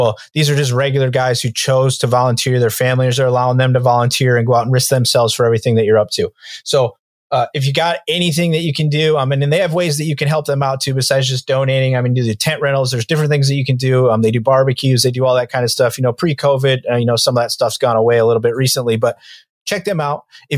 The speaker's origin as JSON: {"language": "English", "town": "Fillmore", "region": "New York", "country": "United States", "tie": "born or raised there", "said": "I grew up in Fillmore, New York"}